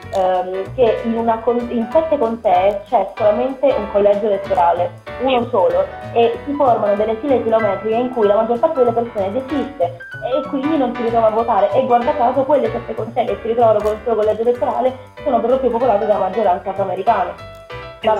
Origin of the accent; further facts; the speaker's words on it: Pescara, Abruzzo, Italy; a Pescara, per, per dirti quelle che so io della mia città, sono 130 sezioni, sono 110.000 abitanti